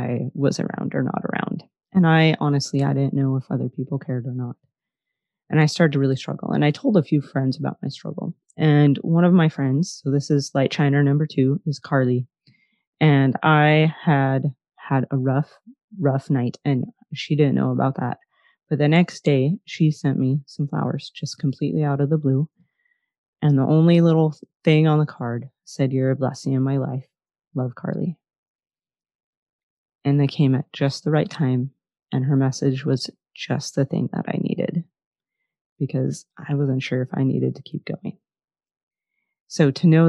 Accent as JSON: {"language": "English", "region": "northern Minnesota", "country": "United States", "tie": "born or raised there", "also_born_or_lived": "East Coast / Southwest / Utah", "moved": "as an adult", "lives_now": "Idaho, United States", "said": "My hometown was really small, northern Minnesota, in the late 80s and the early 90s"}